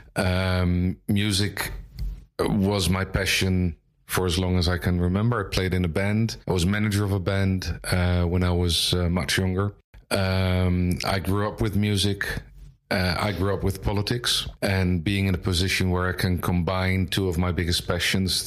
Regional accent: Leiden, South Holland, Netherlands; also born or lived in Amsterdam; now in The Hague, Netherlands; I was born in Amsterdam in 1967, uh, grew up in Leiden

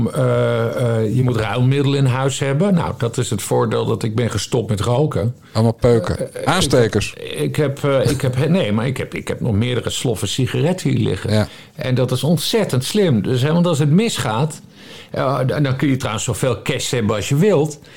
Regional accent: Friesland, Netherlands; Ja, ik ben geboren en getogen

